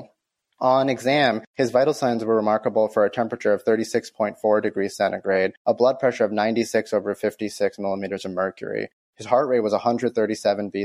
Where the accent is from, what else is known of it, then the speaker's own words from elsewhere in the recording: Michigan, United States; I'm a Michigander born and raised